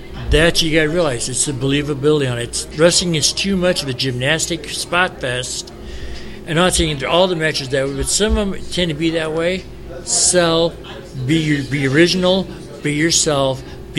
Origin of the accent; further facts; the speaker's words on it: Chicago, Illinois, United States; We're from Chicago